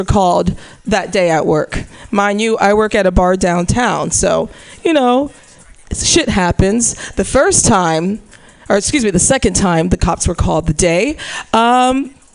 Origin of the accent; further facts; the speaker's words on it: Missouri, United States; moved away; I'm from Missouri